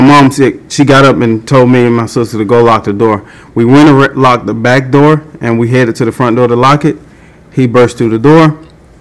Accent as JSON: {"language": "English", "town": "Atlanta", "region": "Georgia", "country": "United States", "tie": "born or raised there", "said": "I grew up in East Lake Meadows. Me and my brothers and sisters, we grew up there"}